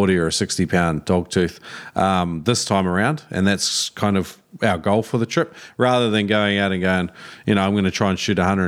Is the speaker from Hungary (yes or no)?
no; New Zealand; now in Australia; I grew up in New Zealand and moved to Australia